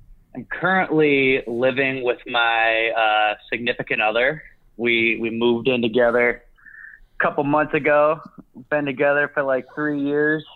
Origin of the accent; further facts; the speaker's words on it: Chicago, Illinois, United States; I'm from Chicago